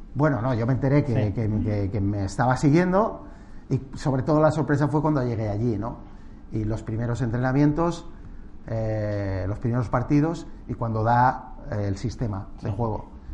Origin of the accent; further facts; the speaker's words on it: Castile and León, Spain; moved away as an adult; also born or lived in Madrid; pasar la infancia en un pueblo fue un privilegio